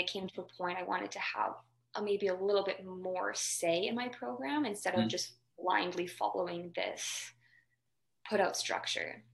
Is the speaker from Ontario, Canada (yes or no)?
no; Calgary, Alberta, Canada; moved away as an adult; also born or lived in Victoria; growing up in Alberta where you have Lisa Mensink and um, or Jack, just specifically in Calgary